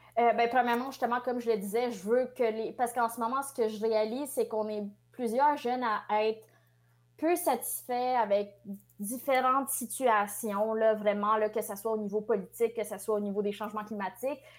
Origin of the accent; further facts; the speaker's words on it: Quebec, Canada; French is a second language; je suis née au Québec, mais je, me suis jamais vraiment sentie québécoise euh, avant le secondaire